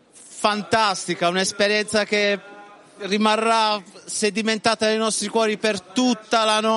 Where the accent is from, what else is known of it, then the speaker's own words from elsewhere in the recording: Italy; now in Israel; vengo dall'Italia.